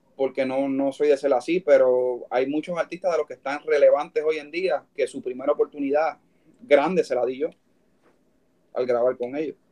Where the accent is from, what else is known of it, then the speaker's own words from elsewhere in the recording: Puerto Rico; de ahí vengo yo y, con orgullo